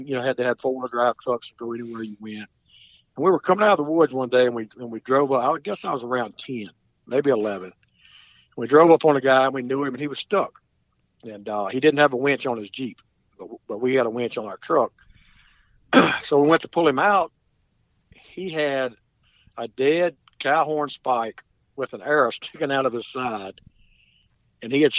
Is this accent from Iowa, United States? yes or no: no; St. Francisville, Louisiana, United States; also born or lived in Clinton, Louisiana; I grew up hunting on Cat Island in West Louisiana, St. Francisville area